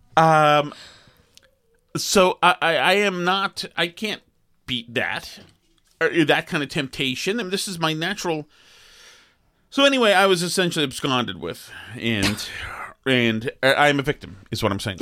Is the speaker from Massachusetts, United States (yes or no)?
yes; Boston, Massachusetts, United States; the couple who I grew up with in Boston